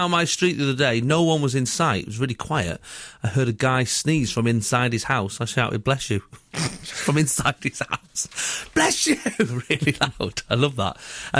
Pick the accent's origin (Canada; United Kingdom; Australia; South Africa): United Kingdom; Stafford, West Midlands; Hi, guys. … I'm from Stafford.